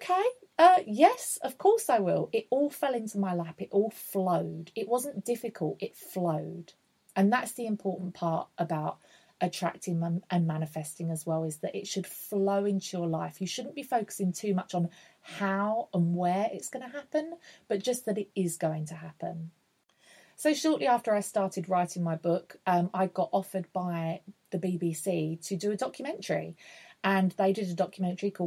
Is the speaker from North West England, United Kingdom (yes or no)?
no; Essex, East of England, United Kingdom; also born or lived in London; I'm from Essex.